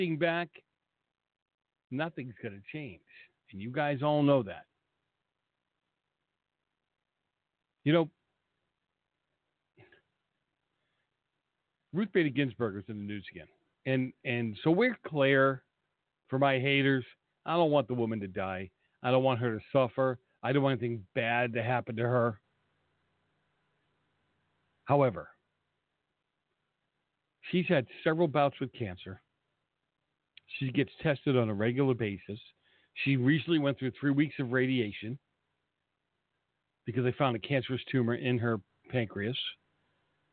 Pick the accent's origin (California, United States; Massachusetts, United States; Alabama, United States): Massachusetts, United States; Boston; Boston, where I come from